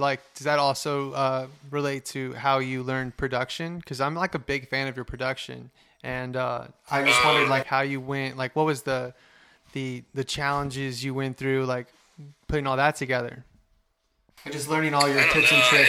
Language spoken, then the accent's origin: English; Indiana, United States; We're from Indiana, and like nothing's going on.